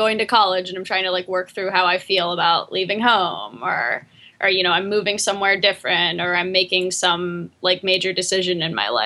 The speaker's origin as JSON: {"language": "English", "town": "Latrobe", "region": "Pennsylvania", "country": "United States", "tie": "born or raised there", "moved": "yes", "lives_now": "East Hampton, United States", "said": "I'm from Latrobe, which is like 45 miles outside of Pittsburgh"}